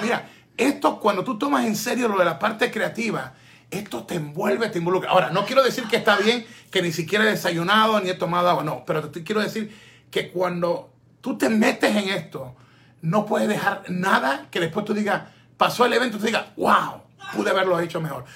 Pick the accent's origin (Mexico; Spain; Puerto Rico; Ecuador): Ecuador; es mi tierra